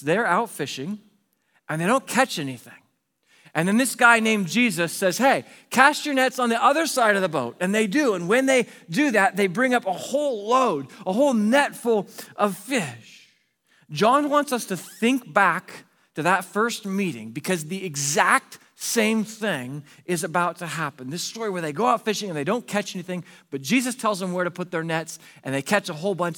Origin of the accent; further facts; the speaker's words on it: Pacific Northwest, United States; moved away as an adult; also born or lived in Arizona; my wife and I moved from the Pacific Northwest, where we grew up. We moved to Arizona for a job there.